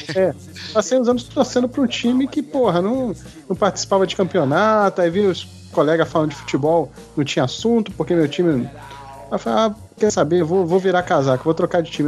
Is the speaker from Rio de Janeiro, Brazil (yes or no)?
yes; Rio de Janeiro, Brazil; eu, eu fui criado no Rio, né? Nasci, fui criado